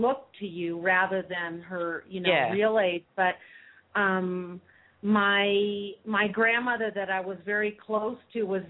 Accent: United States; now in Mexico; I'm from the States.

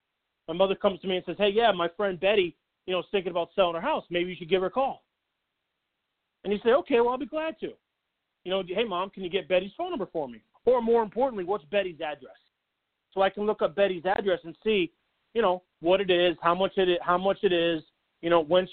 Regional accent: St. Louis, Missouri, United States; born there; also born or lived in Philadelphia / Southern Illinois / Seattle; now in Boston, United States; You know, I'm not from Boston, right? Born in St. Louis, spent some time in Philadelphia. I'm back to St. Louis, moved over to Southern Illinois for a little while, up to Seattle for the better part of 3 years or so, and back to Philly. Then up here to Boston.

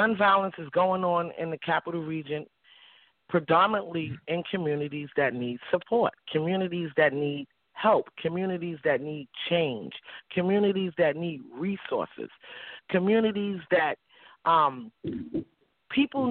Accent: New York City, New York, United States; now in Albany, United States; I grew up in Harlem, and I grew up in a small community called East Harlem Triangle

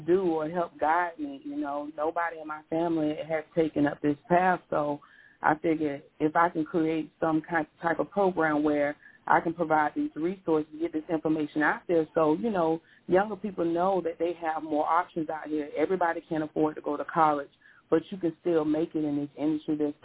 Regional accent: Pensacola, Florida, United States; I was born and raised in Pensacola, Florida

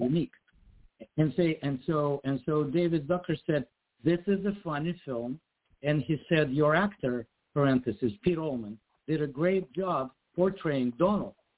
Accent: Ukraine; now in United States; I was born and raised in Ukraine

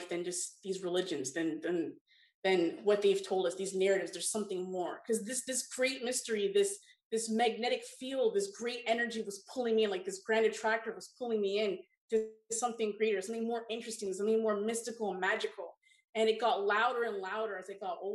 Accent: Toronto, Ontario, Canada; I grew up in Toronto, Ontario.

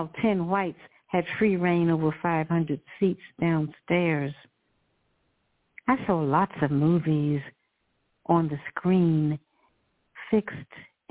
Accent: Lawrenceville, Virginia, United States; moved away; I learned to swim when I was 8 years old in my hometown, Lawrenceville, Virginia

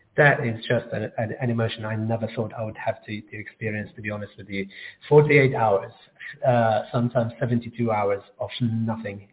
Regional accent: Gaza, Gaza Strip, Palestine; now in London, United Kingdom; I grew up in Gaza and I moved to London in 2002

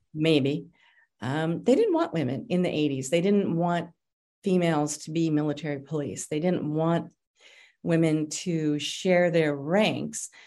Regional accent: Denver, Colorado, United States; I grew up in the lower part of Denver called District 4

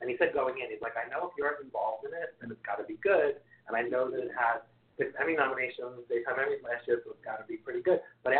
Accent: Hollywood, California, United States; when you're growing up in Hollywood, I think people have a lot of preconceived notions of what's going to happen to you next.

